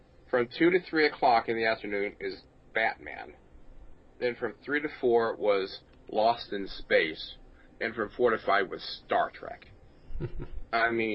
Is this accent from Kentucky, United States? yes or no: no; Lee's Summit, Missouri, United States; I grew up here in Kansas City area